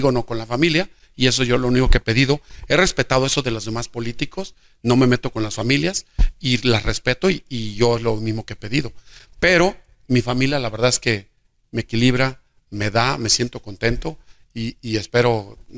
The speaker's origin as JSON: {"language": "Spanish", "town": "Jesús María", "region": "Aguascalientes", "country": "Mexico", "said": "el destino me regresó a Jesús María y veo a Jesús María como, como mi tierra, como mi punto de partida, como un lugar que quiero y que estoy trabajando al 100 en él."}